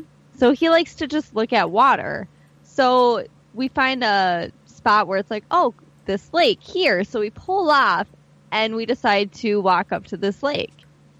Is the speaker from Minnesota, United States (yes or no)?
yes; Minnesota, United States; where are you from? I was like, Minnesota.